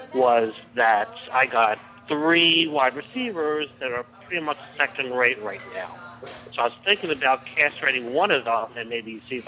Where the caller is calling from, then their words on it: Compton, New Jersey, United States; I'm calling from Compton, New Jersey.